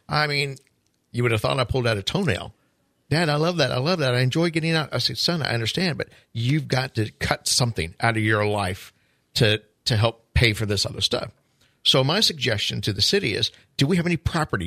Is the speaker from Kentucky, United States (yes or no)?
no; Carthage, Missouri, United States; now in Palm Coast, United States; my hometown was Carthage, Missouri